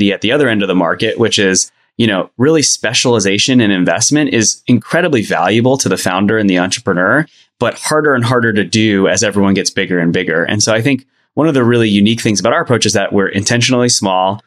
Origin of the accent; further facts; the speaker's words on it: New York area, United States; moved away; I'm originally from the New York area